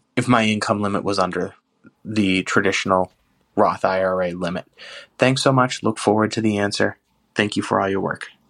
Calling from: Danvers, Massachusetts, United States; I'm calling from Danvers, Massachusetts

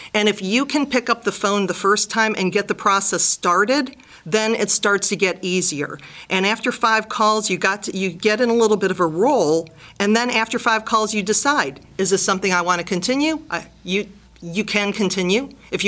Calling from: Cleveland, Ohio, United States; I'm calling from Gradigy in beautiful Cleveland, Ohio.

